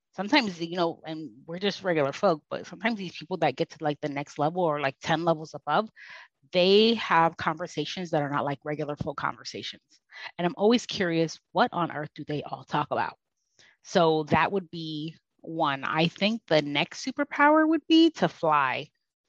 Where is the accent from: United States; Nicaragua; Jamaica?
Jamaica; I'm Jamaican